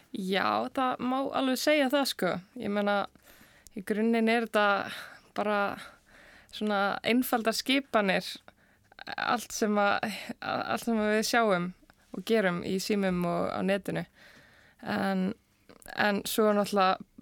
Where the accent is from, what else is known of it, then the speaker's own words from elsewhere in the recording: Seltjarnarnes, Capital Region, Iceland; ég er úr Selekurinu og var þar í Eldursölskóla